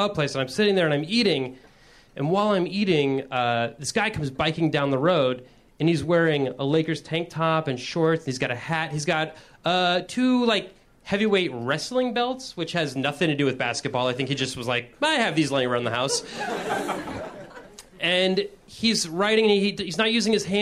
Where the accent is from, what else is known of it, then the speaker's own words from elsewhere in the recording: Midwest, United States; I'm from the Midwest